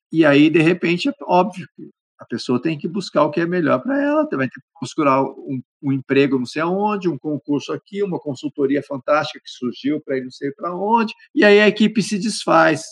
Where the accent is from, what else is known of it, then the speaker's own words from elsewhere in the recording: Campinas, São Paulo, Brazil; now in Manaus, Brazil; Eu cresci eh, em Campinas